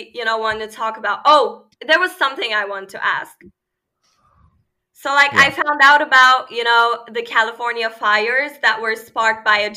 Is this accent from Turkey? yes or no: yes; Istanbul, Turkey; first language Turkish; English is a second language; now in Germany; I'm from Istanbul. Yeah, I moved to Germany like 6 years ago.